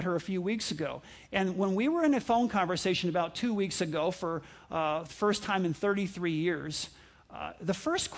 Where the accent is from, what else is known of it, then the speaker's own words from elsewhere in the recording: New York, United States; I grew up in New York